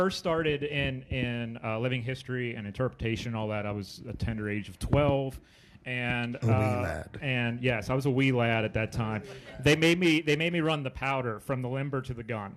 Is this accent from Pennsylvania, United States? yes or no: yes; Chambersburg, Pennsylvania, United States; I grew up in Chambersburg